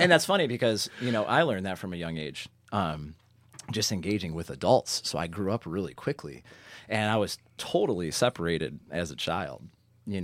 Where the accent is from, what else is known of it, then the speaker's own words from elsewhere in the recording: Parma, Ohio, United States; I hail from Parma.